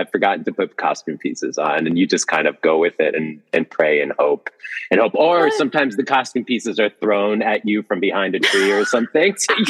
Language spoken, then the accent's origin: English; Guatemala; moved away; I'm from Guatemala.